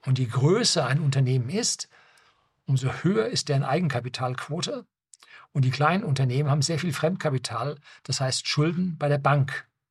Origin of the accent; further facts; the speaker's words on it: Germany; bei uns in Deutschland